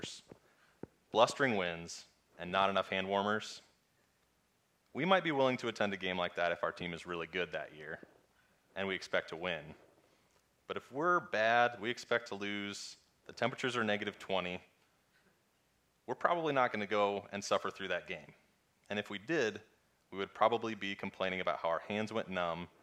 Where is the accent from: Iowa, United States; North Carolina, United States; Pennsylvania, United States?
Iowa, United States; I was born and raised in Iowa